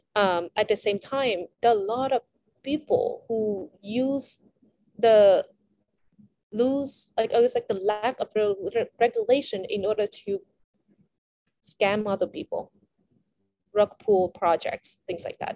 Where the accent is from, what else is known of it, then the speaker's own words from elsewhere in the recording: Vietnam; I'm from Vietnam